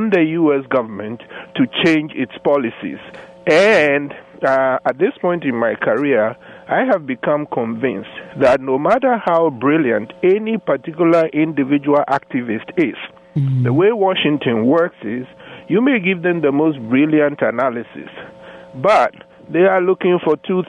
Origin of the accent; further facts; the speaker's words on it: Ghana; moved away as an adult; now in United States; I grew up in Ghana when Kwame Nkrumah had returned to Ghana